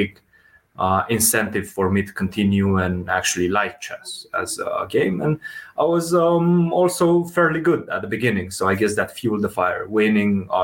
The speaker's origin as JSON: {"language": "English", "country": "Romania", "moved": "as an adult", "lives_now": "United States", "said": "Before college, I come from Romania. So we don't have a big basketball culture in Romania"}